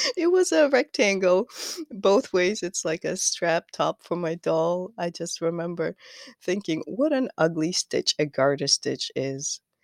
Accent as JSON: {"language": "English", "country": "Kazakhstan", "moved": "as an adult", "lives_now": "United States", "said": "I am from Kazakhstan. Uh, m, I moved to the U S in two thousand thirteen"}